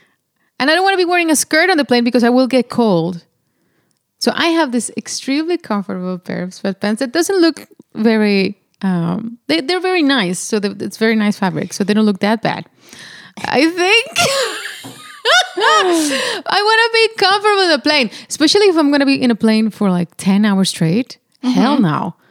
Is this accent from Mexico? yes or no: yes; Monterrey, Nuevo León, Mexico; I'm from Monterrey, Mexico.